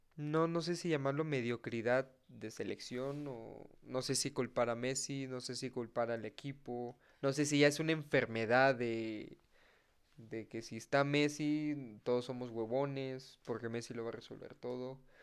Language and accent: Spanish; Veracruz, Mexico; soy jarocho